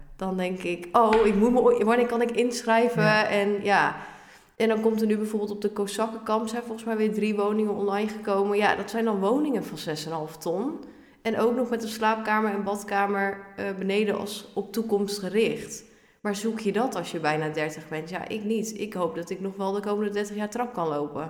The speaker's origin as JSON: {"language": "Dutch", "town": "Ermelo", "region": "Gelderland", "country": "Netherlands", "tie": "born or raised there", "also_born_or_lived": "Harderwijk", "said": "Ik ben geboren in Harderwijk, maar ik kom uit Ermelo. Ja. En daar ben ik ook eigenlijk helemaal opgegroeid"}